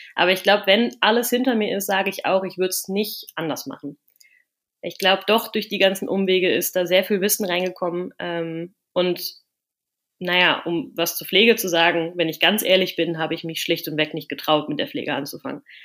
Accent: near Cologne, North Rhine-Westphalia, Germany; moved away as an adult; now in Netherlands; ich komme aus der Nähe von Köln

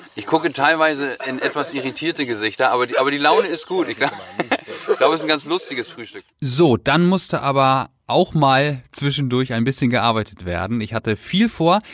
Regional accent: Germany; Bei uns in Deutschland

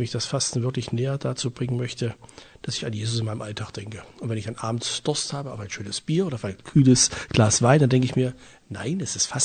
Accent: Thuringia, Germany; Ich bin hier in der Nähe von Erfurt groß geworden

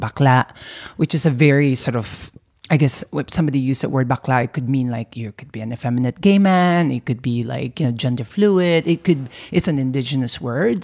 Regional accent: Philippines; also born or lived in California; now in New York, United States; I was, you know, born and raised in the Philippines

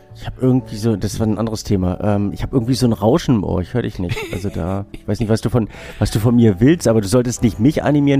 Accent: Binz, Mecklenburg-Vorpommern, Germany; ich, ich bin in Binz groß geworden

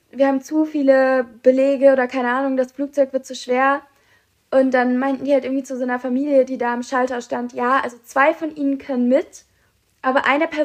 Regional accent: Germany

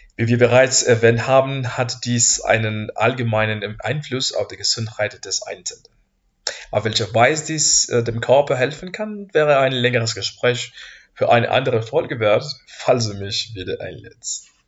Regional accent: Mexico; German is a second language; moved away as an adult; now in Heidelberg, Germany; ich komme aus Mexiko

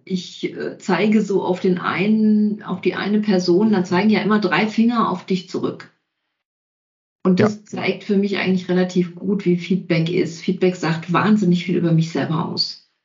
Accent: Kempten, Bavaria, Germany; ich komme aus Kempten

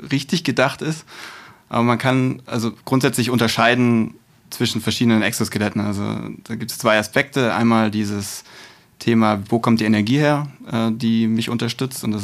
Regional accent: Stuttgart, Baden-Württemberg, Germany; born there; bin gebürtiger Stuttgarter, ähm, das heißt Kind des Südens, wird man an der einen oder anderen Stelle wahrscheinlich auch merken.

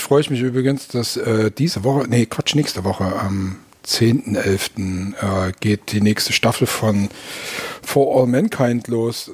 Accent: Germany; wir Deutschen

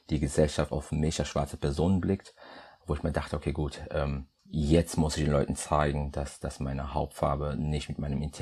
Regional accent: Madeira, Portugal; also born or lived in Democratic Republic of the Congo; Ich bin in der Demokratischen Republik Kongo geboren zu einer Zeit, als es noch sei ihr hieß, als ich dann drei Jahre alt war, bin ich mit meinen Eltern gemeinsam nach Portugal gezogen, auf die schöne Insel Madeira.

